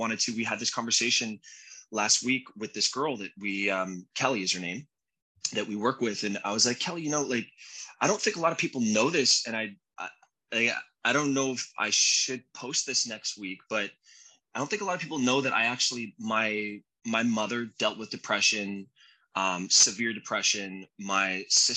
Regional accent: Canada; moved away as an adult; now in United States; I'm Canadian. So I'm a legal immigrant living in the States, and I've been here for 21 years

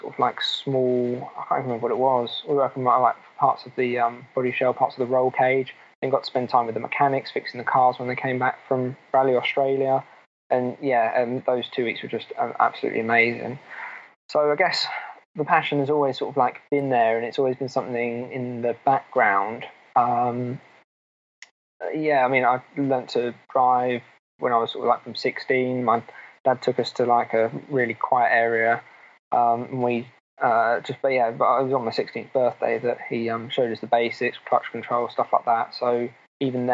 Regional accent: Milton Keynes, South East England, United Kingdom; Milton Keynes, which is my hometown

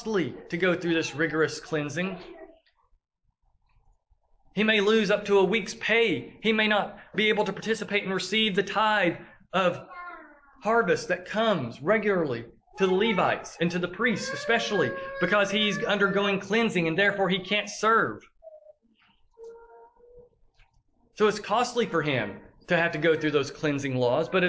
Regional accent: the South, United States; accent: southern drawl; we have a southern drawl. They identify us as being from the South because they hear how we speak

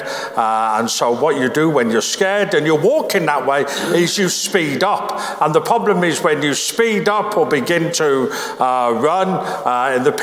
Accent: Birmingham, West Midlands, United Kingdom; Where I grew up in Birmingham

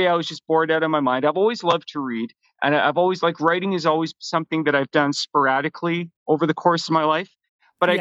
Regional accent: Vancouver, British Columbia, Canada; also born or lived in Toronto; I was born in Toronto, but mostly I've grown up in Vancouver

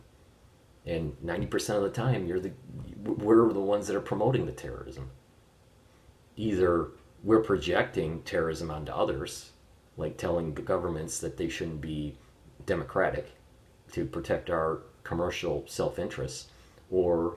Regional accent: United States; as an American citizen

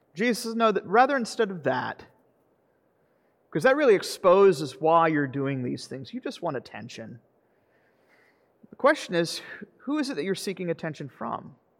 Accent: the South, United States; I'm from the South

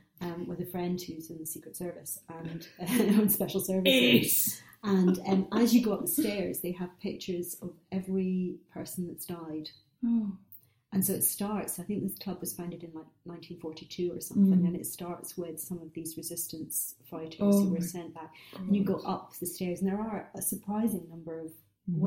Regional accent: Scotland, United Kingdom; I'm Scottish, I'm British, I'm Jewish

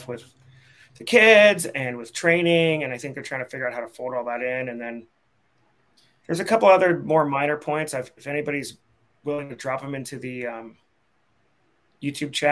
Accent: San Francisco, California, United States; I grew up in San Francisco

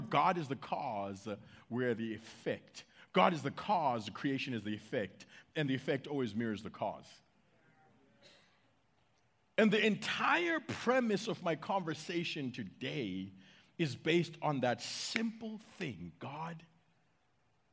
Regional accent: United States; I'm American.

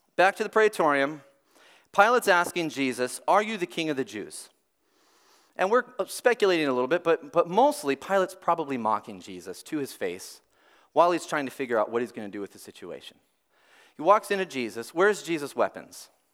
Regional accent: Robbinsdale, Minnesota, United States; I'm from Robbinsdale. You might not know, uh, Robbinsdale, Minnesota

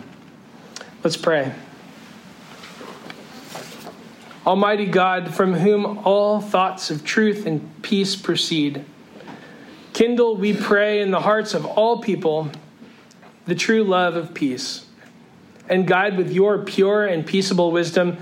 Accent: Northern California, United States; moved away; as a kid growing up in California

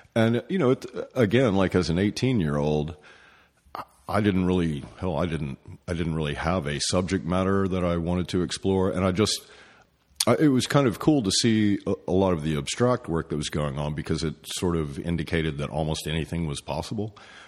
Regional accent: East Tennessee, United States; also born or lived in North Carolina; I was born in North Carolina, but basically grew up in East Tennessee

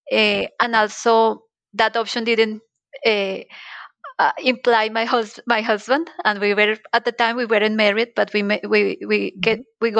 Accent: Colombia; English is a second language; moved away as an adult; now in Switzerland; Well, um, as you told in the intro, I am from Colombia. And so many years ago, like 11 years ago, I decided to go and live in Switzerland.

